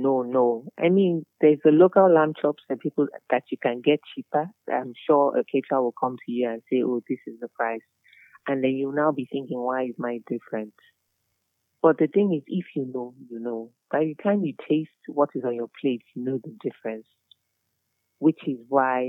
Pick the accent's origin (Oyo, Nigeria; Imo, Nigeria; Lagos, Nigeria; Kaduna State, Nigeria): Lagos, Nigeria; I'm a local girl. I'm from Isaleko.